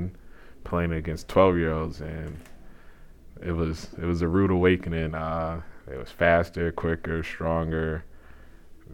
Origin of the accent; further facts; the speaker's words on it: New York City, New York, United States; moved away as an adult; now in Halifax, Canada; I'm from Queens, New York